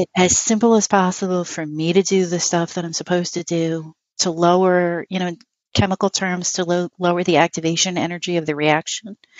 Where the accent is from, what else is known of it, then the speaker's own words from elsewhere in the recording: New York City, New York, United States; moved away as an adult; now in Western New York, United States; I grew up in New York City.